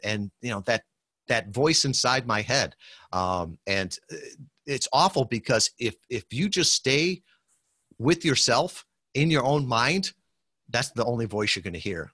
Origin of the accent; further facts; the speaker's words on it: Western Michigan, United States; I'm from Western Michigan here, um, great, great people